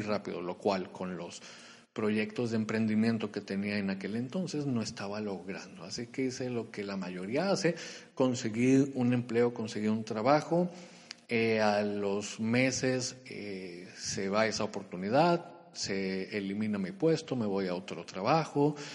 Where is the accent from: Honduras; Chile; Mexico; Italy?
Mexico; Culiacán, Sinaloa; moved away as an adult; also born or lived in Monterrey, Nuevo León; Yo soy de Culiacán, Sinaloa